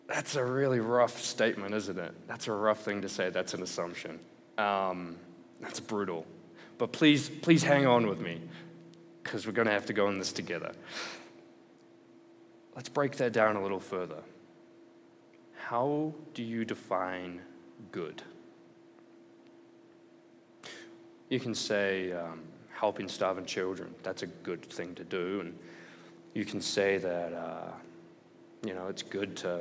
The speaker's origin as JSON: {"language": "English", "country": "New Zealand", "moved": "yes", "said": "I'm also from New Zealand, so some words I pronounce a little weird"}